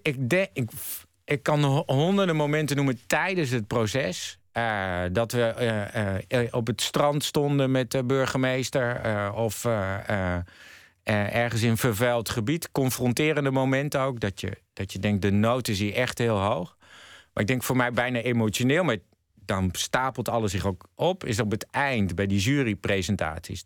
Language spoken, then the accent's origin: Dutch; Netherlands; moved away as an adult; also born or lived in United States